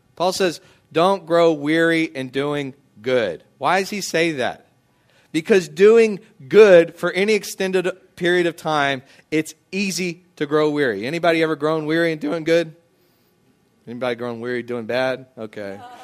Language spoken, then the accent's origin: English; United States; as an American who grew up cleaning my plate